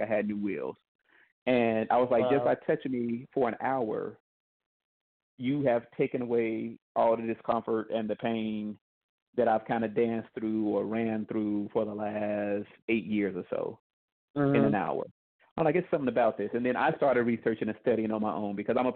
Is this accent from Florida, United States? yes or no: no; Indiana, United States; moved away as an adult; now in Dallas, United States; I'm originally from Indiana. I live in Dallas now.